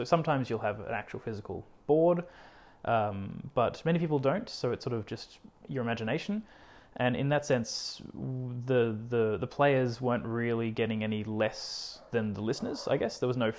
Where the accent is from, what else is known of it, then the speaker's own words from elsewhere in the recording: Cairns, Queensland, Australia; born there; But yeah, I was born in Cairns.